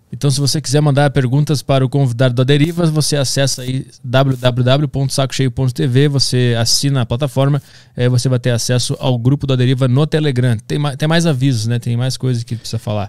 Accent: Porto Alegre, Rio Grande do Sul, Brazil; Eu sou de Porto Alegre

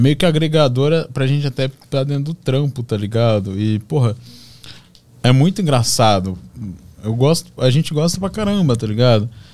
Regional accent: Balneário Camboriú, Santa Catarina, Brazil; a minha relação com meus amigos lá na minha cidade, lá em Balneário Camboriú

